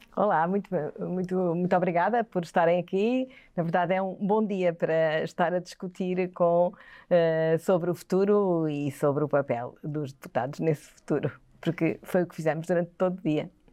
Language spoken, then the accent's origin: Portuguese; Quelimane, Zambezia, Mozambique; also born or lived in Aveiro, Portugal; now in Portugal; Eu nasci em África, em Moçambique, como disse, em Climane, uma cidade eh, centro-norte de, de, Moçambique